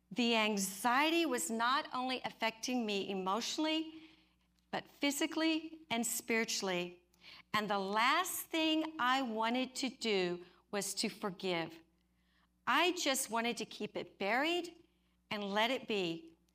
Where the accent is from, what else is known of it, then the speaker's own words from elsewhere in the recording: Oklahoma, United States; I grew up in Oklahoma